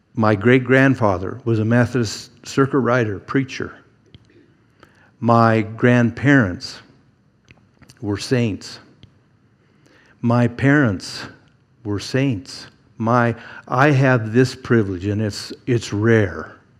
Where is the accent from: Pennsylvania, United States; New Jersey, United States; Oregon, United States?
Oregon, United States; Eugene; Growing up in Eugene, there was a pretty good sized church